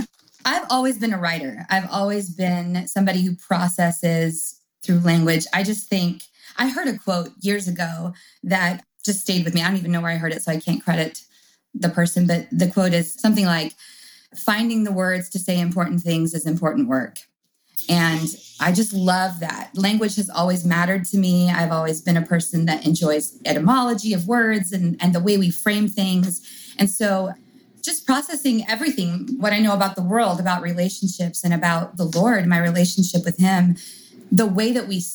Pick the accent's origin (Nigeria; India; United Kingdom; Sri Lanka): United Kingdom; England; I grew up in England.